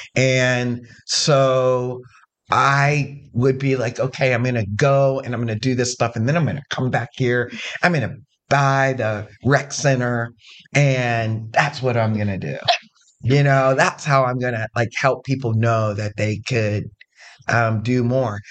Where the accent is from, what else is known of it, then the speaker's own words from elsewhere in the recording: Zanesville, Ohio, United States; now in Columbus, United States; I come from Zanesville